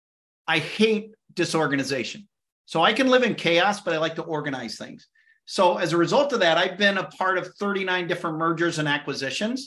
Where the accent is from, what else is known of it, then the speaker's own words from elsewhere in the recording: Illinois, United States; moved away; I'm originally from Illinois, so I know Chicago really well